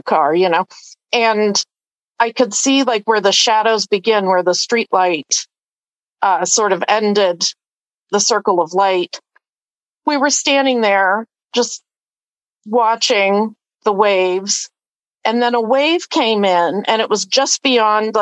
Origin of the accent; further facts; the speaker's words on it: Erie, Pennsylvania, United States; moved away; I grew up in Erie.